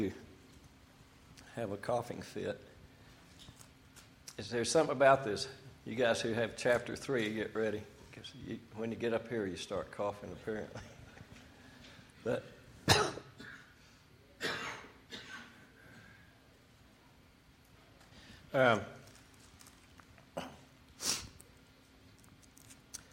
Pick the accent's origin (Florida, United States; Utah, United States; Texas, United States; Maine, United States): Texas, United States; Amarillo; I was born in Amarillo, Texas